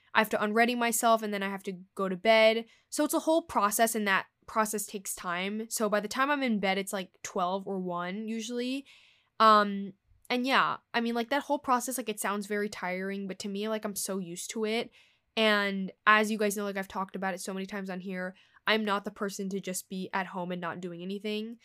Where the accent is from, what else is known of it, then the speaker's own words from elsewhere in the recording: New York, United States; I was born here in New York, you know, where the hub of the fashion industry is. So I have a home here. I still live with my family